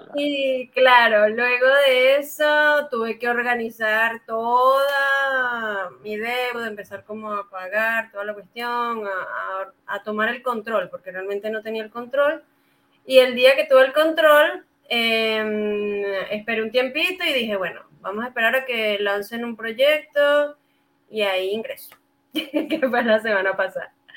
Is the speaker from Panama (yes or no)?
no; Venezuela; moved away as an adult; now in Santiago, Chile; soy venezolana, sí, ya tengo cinco años aquí en su hermoso país